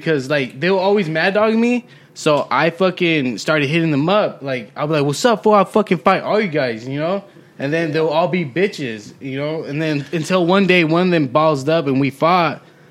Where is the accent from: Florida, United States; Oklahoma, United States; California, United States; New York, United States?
California, United States; Watsonville; because I was from Watsonville.